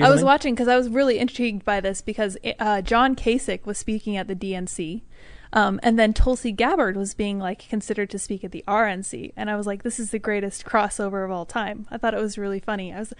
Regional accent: United States; We thought it was part of being American, just kind of being involved overseas, which is obviously subject to debate.

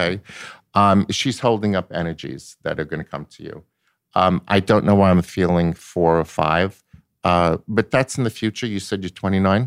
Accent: Long Island, New York, United States; I'm from Long Island.

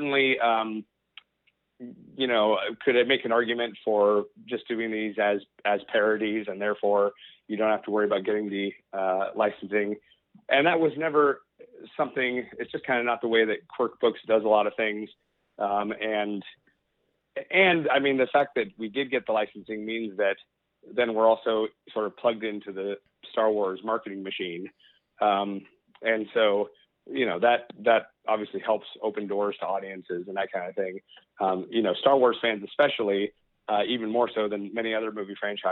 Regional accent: Portland, Oregon, United States; I'm from Portland.

